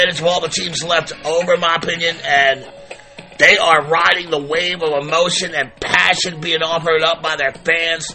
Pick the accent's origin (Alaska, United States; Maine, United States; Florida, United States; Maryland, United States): Maryland, United States; Baltimore; my hometown of Baltimore